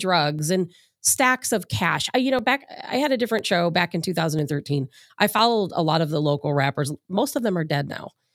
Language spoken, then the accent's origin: English; Chicago, Illinois, United States; now in St. Louis, United States; I'm from Chicago.